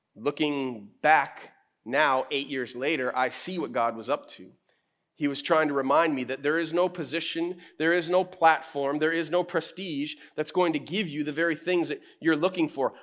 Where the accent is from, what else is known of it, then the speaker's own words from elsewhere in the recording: United States; I'm American too